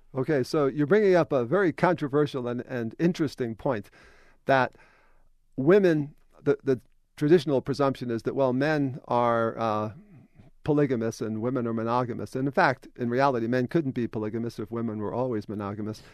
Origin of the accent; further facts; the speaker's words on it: New York, United States; when you grow up in New York, that matters